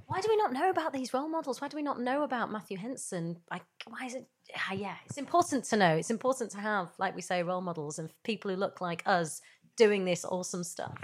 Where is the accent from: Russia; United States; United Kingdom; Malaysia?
United Kingdom; Yorkshire and the Humber; I grew up in Yorkshire.